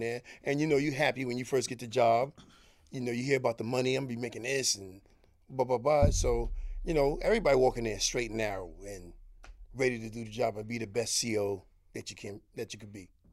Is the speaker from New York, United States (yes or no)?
yes; New York City, New York, United States; I'm a young kid coming from Harlem.